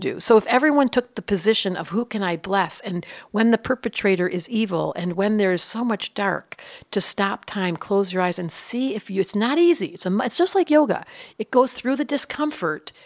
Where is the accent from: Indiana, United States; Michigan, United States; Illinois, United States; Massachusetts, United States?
Michigan, United States; Detroit; I grew up in Detroit